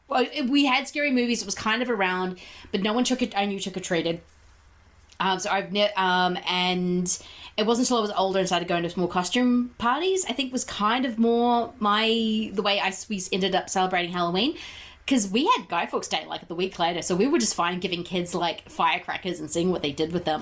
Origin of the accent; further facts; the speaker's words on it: New Zealand; growing up in New Zealand